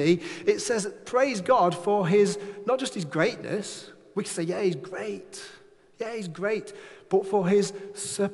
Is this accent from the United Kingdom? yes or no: yes; Manchester, North West England, United Kingdom; now in Furness, United Kingdom; I'm a lad from Manchester